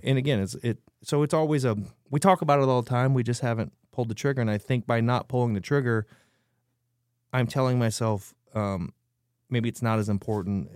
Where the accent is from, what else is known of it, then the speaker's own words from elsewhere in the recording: Nebraska, United States; now in San Antonio, United States; I'm from Nebraska.